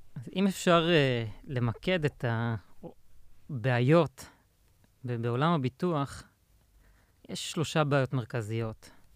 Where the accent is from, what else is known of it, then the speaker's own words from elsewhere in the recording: Pardesiya, Central District, Israel; also born or lived in Indiana, United States; now in Tel Aviv, Israel; גדלתי בפרדסיה